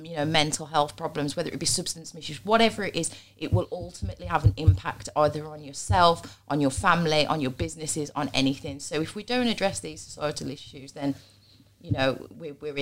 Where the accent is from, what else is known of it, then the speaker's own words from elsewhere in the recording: Black Country, West Midlands, United Kingdom; I'm black country.